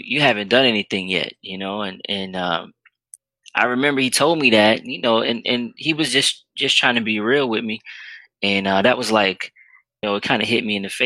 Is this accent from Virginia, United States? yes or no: yes; Richmond, Virginia, United States; where I grew up in Richmond, Virginia